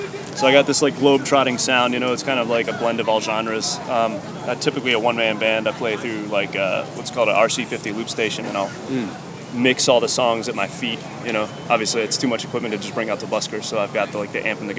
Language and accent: English; Columbia, Maryland, United States; I'm from Columbia, Maryland, actually.